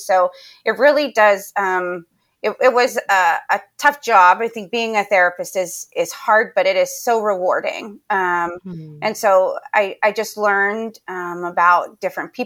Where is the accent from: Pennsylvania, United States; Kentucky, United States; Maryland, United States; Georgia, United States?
Pennsylvania, United States; moved away as an adult; now in Charlotte, United States; I grew up in Pennsylvania, and I loved living there